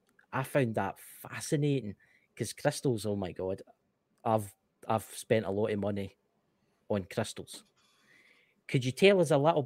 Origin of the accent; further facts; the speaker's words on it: Scotland, United Kingdom; I'm Scottish. I'm Scottish, and that's just the Scottishness coming out in me, you know